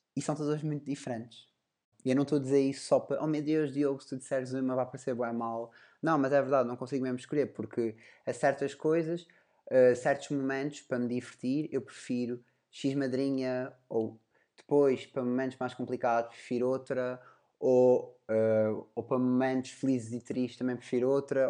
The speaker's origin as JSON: {"language": "Portuguese", "country": "Portugal", "said": "sou português"}